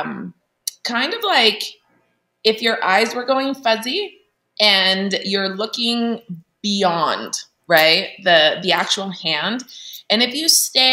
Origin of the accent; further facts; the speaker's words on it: Italy; now in Salt Lake City, United States; I grew up in Italy, in a Catholic country